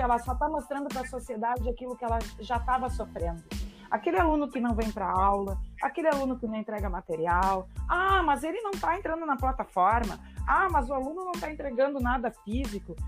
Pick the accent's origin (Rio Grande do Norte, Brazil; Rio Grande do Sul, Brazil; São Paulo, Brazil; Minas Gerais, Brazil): Rio Grande do Sul, Brazil; Salvador do Sul / Barbacena; Cristina é uma colega minha lá de Salvador Colocar do Sul, lá da onde eu venho, da minha terrinha lá de Barbacena